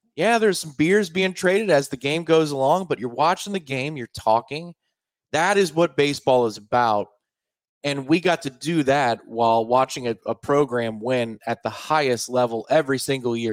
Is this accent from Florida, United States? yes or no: yes; Clearwater, Florida, United States; when I was a kid, growing up in Clearwater